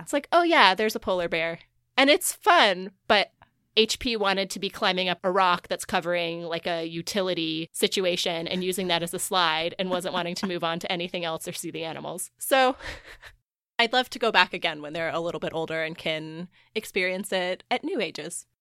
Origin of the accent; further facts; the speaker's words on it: Missouri, United States; now in Indiana, United States; growing up in Missouri, I had done a lot of these things as a kid